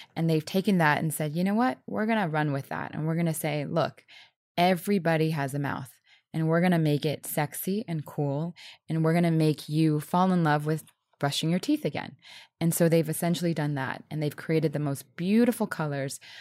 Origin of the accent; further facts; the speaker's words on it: New Orleans, Louisiana, United States; I was born in New Orleans. I was around music